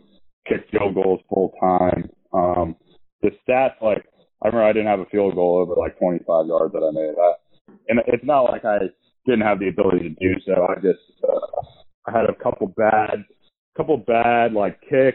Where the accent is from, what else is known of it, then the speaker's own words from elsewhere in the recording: Northern Virginia, United States; I'm from Northern Virginia, 45 minutes from College Park